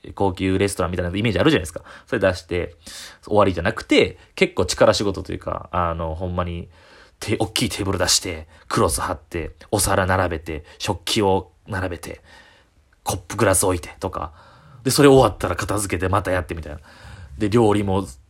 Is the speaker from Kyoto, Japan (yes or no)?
yes; Kyoto, Japan; 地元京都の、えー、ホテルの、えー、バイト